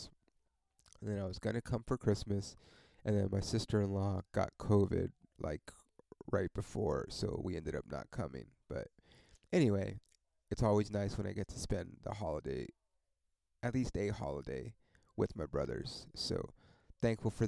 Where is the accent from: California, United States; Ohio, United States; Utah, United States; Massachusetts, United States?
California, United States; Ontario; I fucking grew up in Ontario